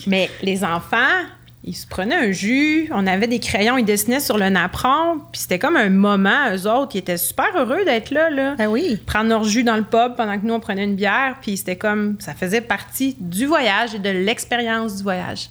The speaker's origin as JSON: {"language": "French", "town": "Quebec City", "region": "Quebec", "country": "Canada", "said": "Mais les deux, on vient de Québec"}